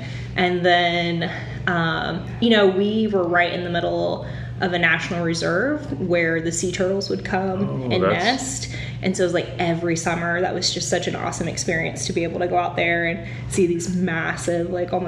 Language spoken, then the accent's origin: English; Costa Rica; also born or lived in Charlotte; So, when I was like 12, my mom moved to Costa Rica and started to run a hotel. So I grew up in Costa Rica, kind of had those formative years in Costa Rica.